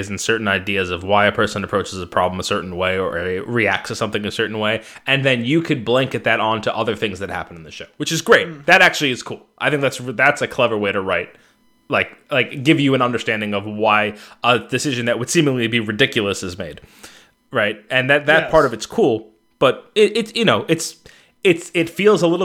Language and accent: English; New York City, New York, United States; growing up on Staten Island where that accent originated